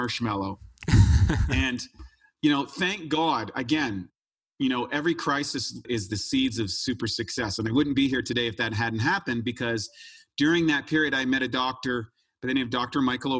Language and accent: English; New Brunswick, Canada; I grew up in Canada, an ordinary kid, just playing hockey and all that sort of stuff in a place called New Brunswick, which is right next to Maine